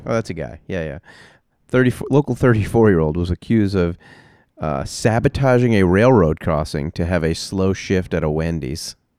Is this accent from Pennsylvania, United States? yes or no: no; New York, United States; I grew up in New York